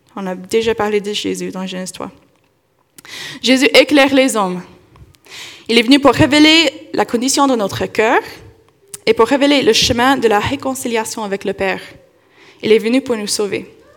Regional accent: Kentucky, United States; moved away; dans mon enfance, j'ai vécu dans le Kentucky

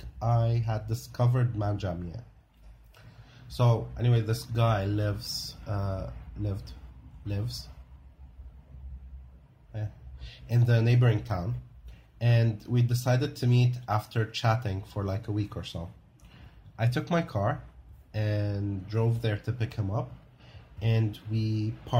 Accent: South Lebanon, Lebanon; born or raised there

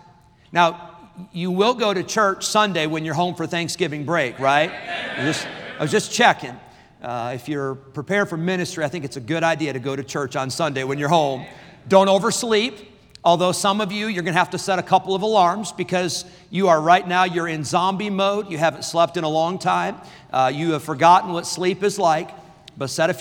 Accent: Rockford, Illinois, United States; I grew up in Rockford, Illinois at the Berean Baptist Church

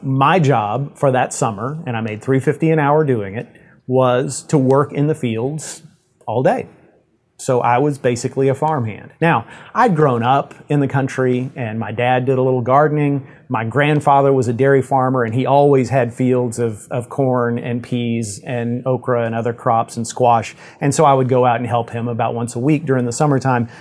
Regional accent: Yoakum, Texas, United States; my hometown of Yoakum, Texas

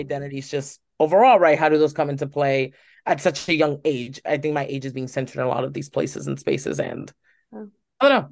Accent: United States; I'm Cuban American.

